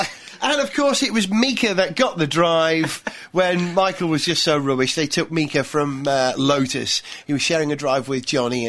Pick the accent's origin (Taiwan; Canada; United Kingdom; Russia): United Kingdom; Wales; as a Welshman